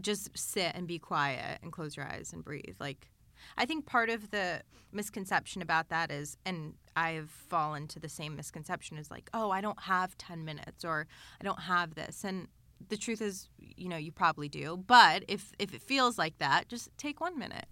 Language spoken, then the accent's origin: English; Los Angeles, California, United States; growing up in L